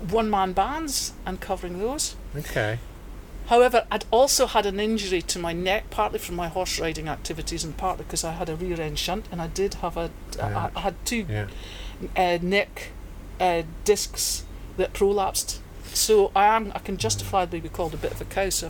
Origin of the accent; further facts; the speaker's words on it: England, United Kingdom; I'm English, so he can play for England.